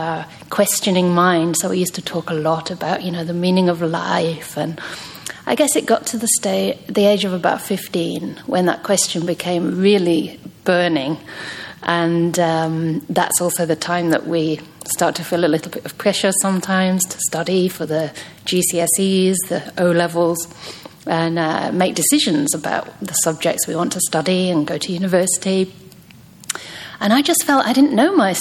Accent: England, United Kingdom; moved away as an adult; also born or lived in Myanmar; So originally I'm from England. But it's strange because even growing up, I didn't really feel very English

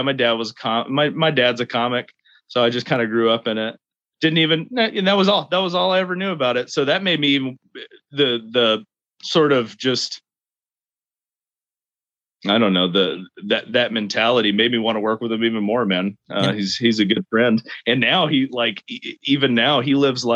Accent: Sinton, Texas, United States; moved away as an adult; also born or lived in Arlington, Texas; now in Fort Worth, United States; I come from South Texas down in near Corpus Christi.

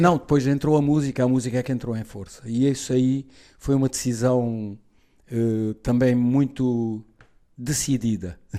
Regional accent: Portugal; Sou português, mas sou ibérico na cultura

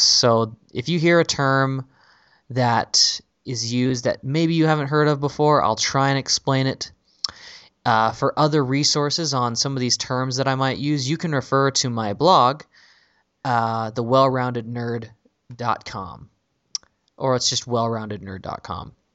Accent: San Jose, California, United States; my hometown is San Jose

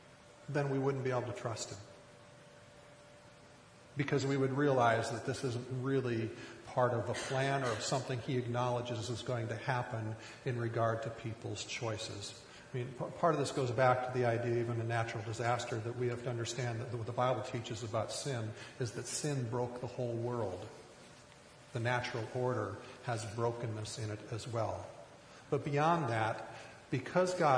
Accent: rural Minnesota, United States; I grew up in rural Minnesota.

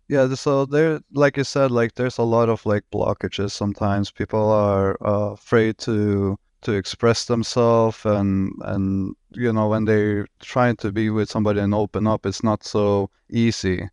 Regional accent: Norway; moved away as an adult; now in Miami, United States; I'm originally from Norway

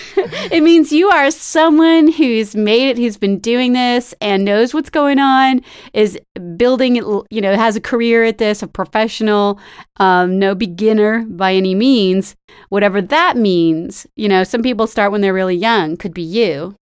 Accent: Bay Area, California, United States; I'm from the Bay Area, too.

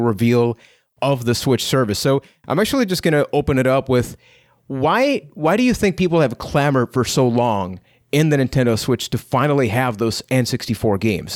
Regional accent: Puerto Rico; I'm from Puerto Rico

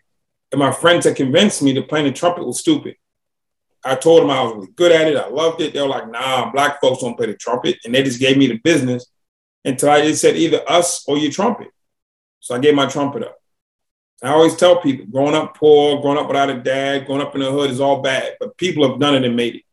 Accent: Boston, Massachusetts, United States; now in Atlanta, United States; I grew up in Boston, Massachusetts

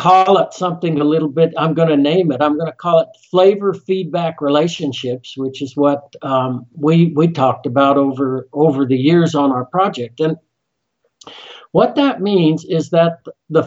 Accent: Colorado, United States; moved away; also born or lived in Utah; I'm from Colorado originally, love the mountains

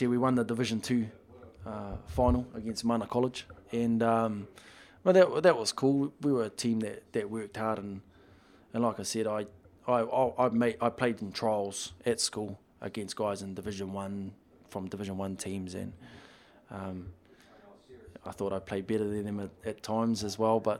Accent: Upper Hutt, Wellington, New Zealand; well, first one was I just moved to Upper Hutt when I was five from Nainai Eye, and um, my dad loved rugby

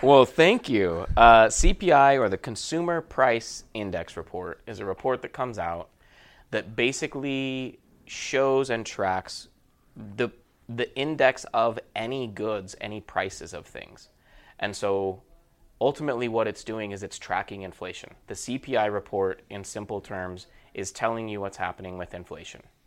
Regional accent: Murray, Utah, United States; moved away as an adult; now in Southern California, United States; I am from Utah. Born and raised in Murray, Utah.

